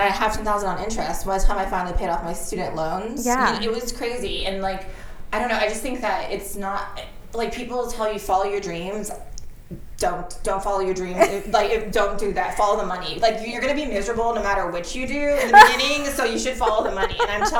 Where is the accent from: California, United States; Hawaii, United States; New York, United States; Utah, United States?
California, United States; San Pedro; I was, yeah. I'm the second generation here.